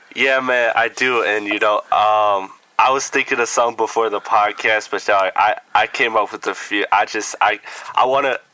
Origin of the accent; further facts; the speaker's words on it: Midwest, United States; I'm from the Midwest